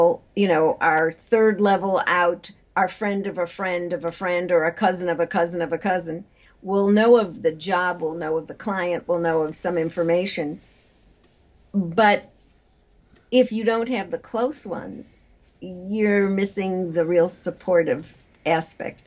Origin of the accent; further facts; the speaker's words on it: Chicago, Illinois, United States; I am from Chicago, my deep dish pizza eating community